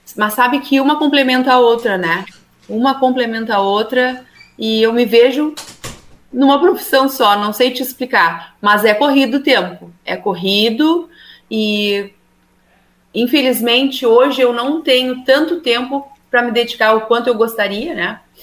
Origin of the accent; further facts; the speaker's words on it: Rio Grande, Rio Grande do Sul, Brazil; eu sou de Rio Grande